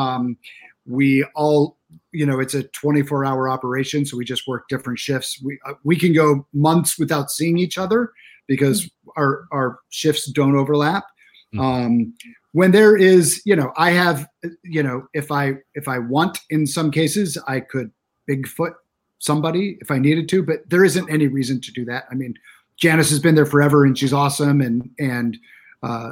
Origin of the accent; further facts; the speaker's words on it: Arizona, United States; I'm from Arizona